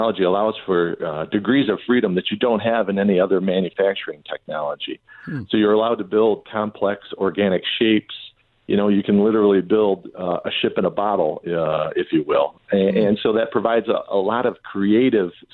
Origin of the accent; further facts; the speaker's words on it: Southeast Michigan, United States; I grew up in Southeast Michigan